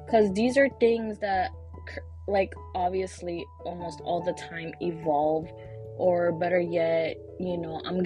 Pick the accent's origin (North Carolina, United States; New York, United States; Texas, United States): New York, United States; New York City; also born or lived in Brooklyn, New York City; I was born in New York City, born in Brooklyn, but raised in Washington Heights